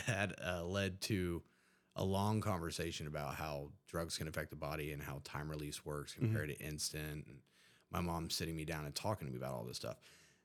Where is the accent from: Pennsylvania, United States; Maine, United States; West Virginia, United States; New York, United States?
West Virginia, United States; Huntington; Well, I'm from Huntington, West Virginia. It's a small community in West Virginia.